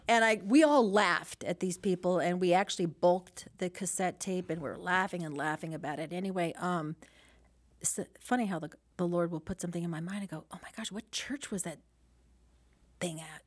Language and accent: English; Los Angeles, California, United States; born and raised in San Pedro